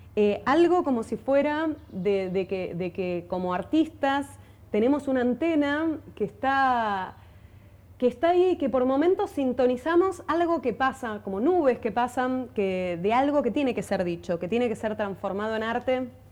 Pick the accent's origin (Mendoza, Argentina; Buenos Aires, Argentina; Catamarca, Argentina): Buenos Aires, Argentina; yo soy de Buenos Aires, soy porteña